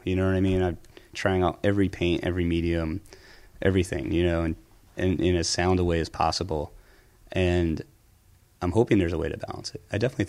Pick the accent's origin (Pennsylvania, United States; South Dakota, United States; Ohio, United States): Pennsylvania, United States; I grew up outside Philly, so I would go to the Philadelphia Museum of Art